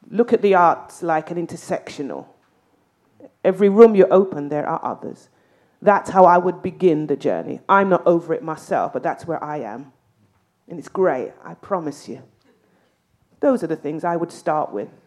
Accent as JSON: {"language": "Swedish", "region": "England", "country": "United Kingdom", "second_language": "Swedish", "lives_now": "Sweden"}